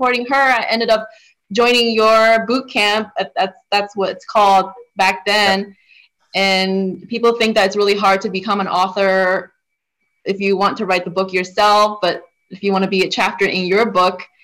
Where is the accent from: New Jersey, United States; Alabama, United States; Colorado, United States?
New Jersey, United States; I'm from New Jersey